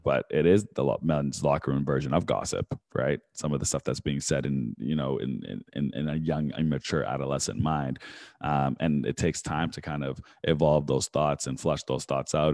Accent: Vancouver, British Columbia, Canada; I grew up in Vancouver

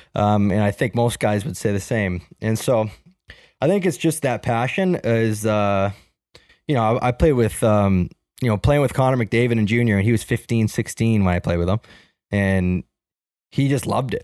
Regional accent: Toronto, Ontario, Canada; Where I grew up in Markland in Etobicoke

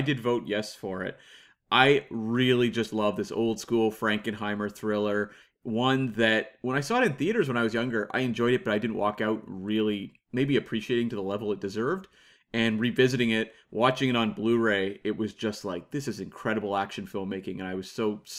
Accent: London, United Kingdom; Oi, I'm from London.

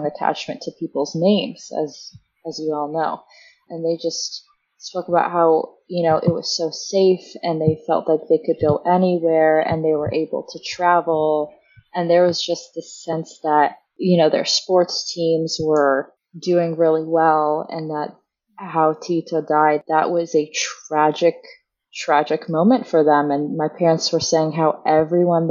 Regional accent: United States; I'm the only American born

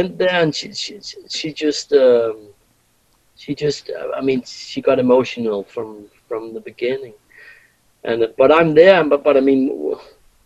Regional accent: Denmark; we come from Denmark and we go to the US.

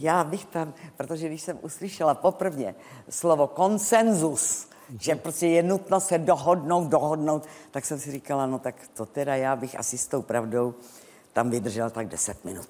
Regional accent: Prague, Czechia; když jsem Pražačka

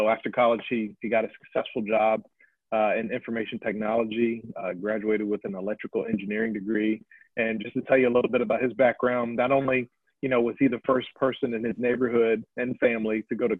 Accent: Chesapeake, Virginia, United States; I'm born and raised in the Virginia Beach, Virginia area. For those who know the area, Chesapeake to be specifically, and born and raised by two wonderful parents.

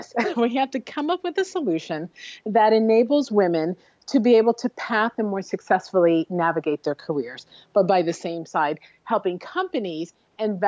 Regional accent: Newark, New Jersey, United States; I'm from Newark, New Jersey, not a lot of VC going on there

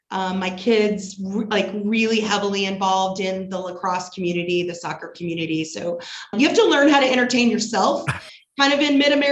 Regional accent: Evansville, Indiana, United States; I grew up in Evansville, Indiana.

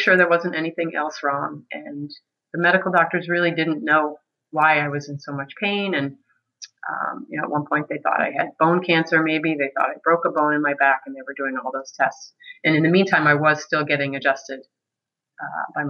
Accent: Medfield, Massachusetts, United States; now in Maine, United States; I grew up in Medfield, Massachusetts. That's a small town south of Boston.

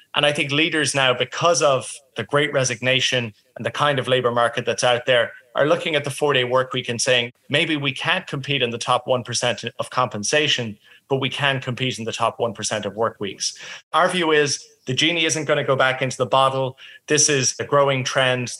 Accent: Ireland; now in Australia; I'm originally from Ireland

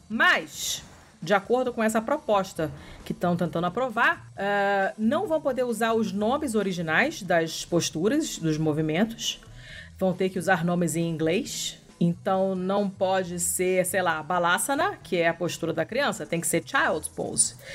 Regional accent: Rio de Janeiro, Brazil; accent: carioca (open o in yoga); eu sou carioca

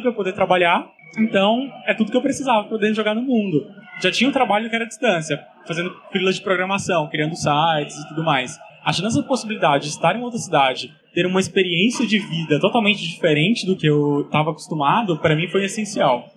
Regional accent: Goiânia, Goiás, Brazil; moved away as an adult; eu sou de Goiânia

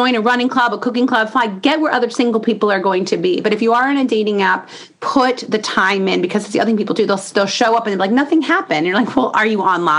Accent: Indiana, United States; I'm from Indiana

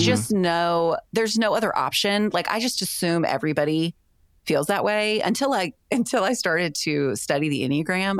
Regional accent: the South, United States; I grew up in the Christian church in the South.

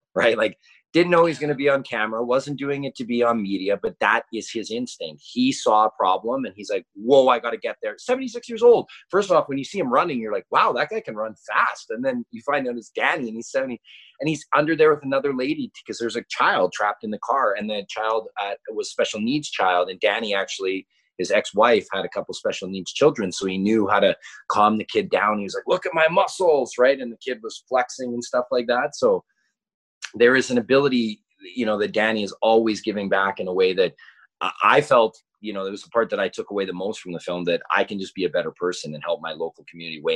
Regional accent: Kelowna, British Columbia, Canada; When I grew up in Kelowna

